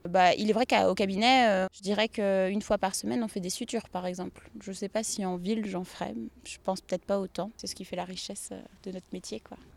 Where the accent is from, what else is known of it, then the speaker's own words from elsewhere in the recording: Saint-Nazaire, Pays de la Loire, France; moved away as an adult; also born or lived in Nantes; now in Le Petit-Celland, France; je suis originaire des Pays de la Loire. Je suis née à Saint-Nazaire.